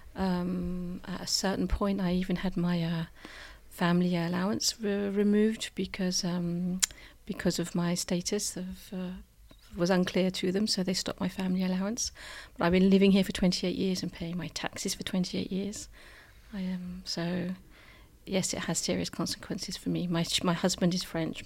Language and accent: English; United Kingdom; moved away; I'm British, but I'm European